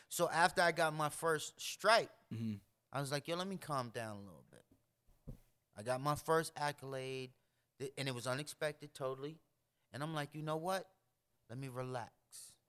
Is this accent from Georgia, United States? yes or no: no; Boston, Massachusetts, United States; I know I'm from Boston.